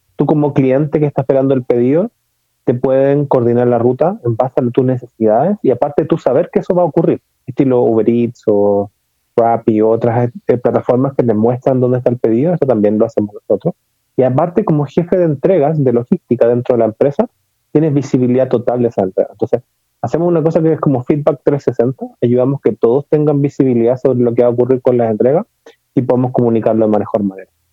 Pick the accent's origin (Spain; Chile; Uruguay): Chile; mi acento se notará que no soy mexicano, sino que nací en Chile.